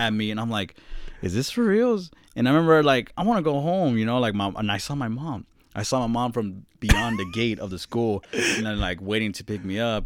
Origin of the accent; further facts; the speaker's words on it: Boston, Massachusetts, United States; I'm from Boston